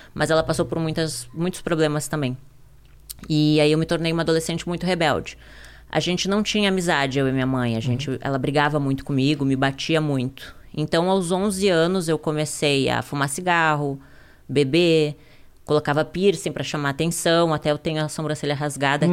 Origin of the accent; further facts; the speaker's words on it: Ijuí, interior of Rio Grande do Sul, Brazil; also born or lived in Porto Alegre; Eu vim da cidade de Juí, interior do Rio Grande uhum. do Sul